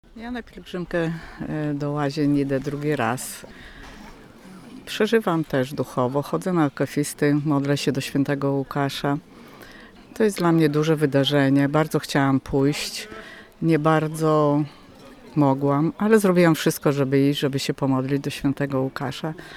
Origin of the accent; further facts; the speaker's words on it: Podlaskie Voivodeship, Poland; Pochodzę właśnie z tych stron